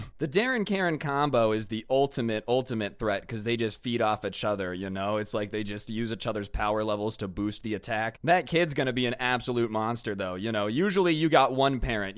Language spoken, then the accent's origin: English; United States; I'm American